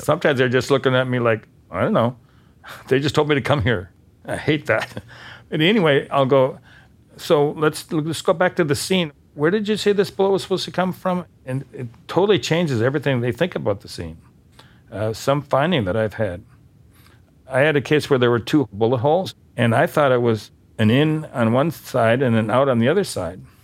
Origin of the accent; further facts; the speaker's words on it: Bismarck, North Dakota, United States; moved away as an adult; also born or lived in San Diego; I come from Bismarck